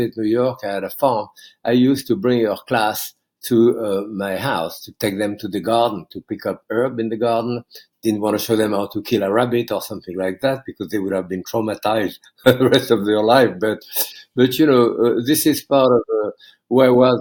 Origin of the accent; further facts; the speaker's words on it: Bourg-en-Bresse, Auvergne-Rhône-Alpes, France; English is a second language; moved away as an adult; now in United States; I was raised in France during the Second World War